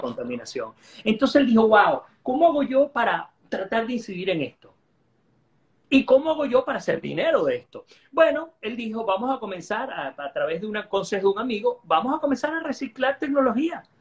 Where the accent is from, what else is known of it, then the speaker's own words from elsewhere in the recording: Guayana, Venezuela; now in Florida, United States; Yo soy de Guayana